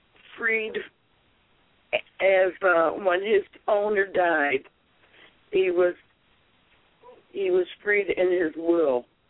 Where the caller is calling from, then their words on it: Waterloo, New York, United States; I'm calling from Waterloo, New York.